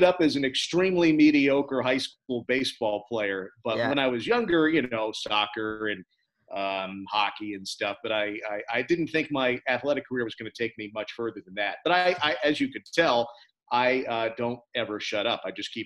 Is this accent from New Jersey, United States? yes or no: yes; New Jersey, United States; Growing up in New Jersey